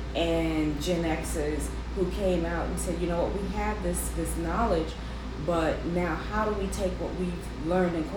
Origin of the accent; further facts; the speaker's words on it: Chicago, Illinois, United States; I'm born, raised, and lived in Chicago